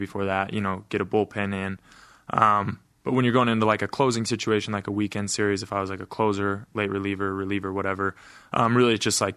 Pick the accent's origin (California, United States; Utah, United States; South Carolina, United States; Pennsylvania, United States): Utah, United States; Price; born or raised there